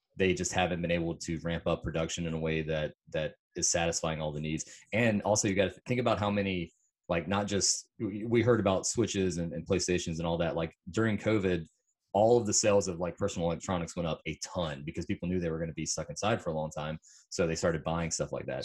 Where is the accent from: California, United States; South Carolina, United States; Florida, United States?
South Carolina, United States; I am from South Carolina